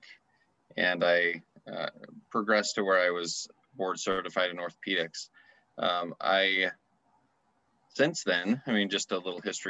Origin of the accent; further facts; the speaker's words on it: Utah, United States; also born or lived in Arizona; I grew up in Utah and I went to school in Arizona